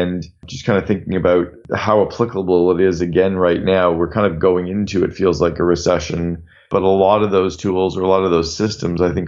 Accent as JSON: {"language": "English", "country": "Canada", "also_born_or_lived": "United States", "said": "I'm from Canada and I live half time in Canada and half time in the US"}